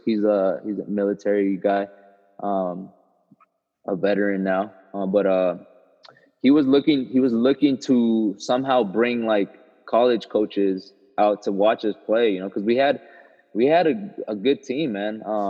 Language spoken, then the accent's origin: English; Costa Mesa, California, United States; I grew up in Costa Mesa, California